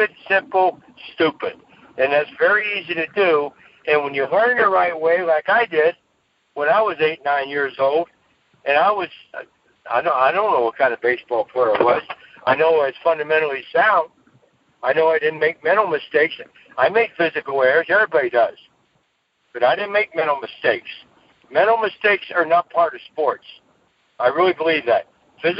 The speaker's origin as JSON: {"language": "English", "town": "Cincinnati", "region": "Ohio", "country": "United States", "tie": "born or raised there", "said": "my hometown, which is Cincinnati"}